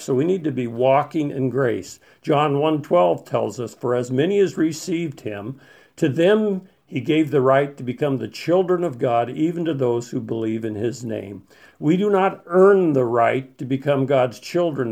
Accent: Colorado, United States; When I was a, a young man in Colorado, growing up in Colorado

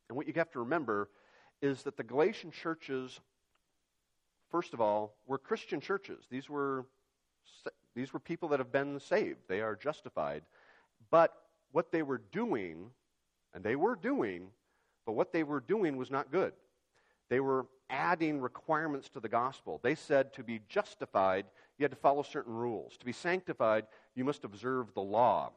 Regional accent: Yakima, Washington, United States; when I was growing up in Yakima

